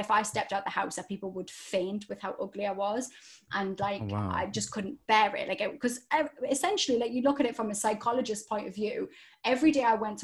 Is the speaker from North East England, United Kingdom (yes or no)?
yes; Newcastle upon Tyne, North East England, United Kingdom; accent: Geordie; I grew up in Newcastle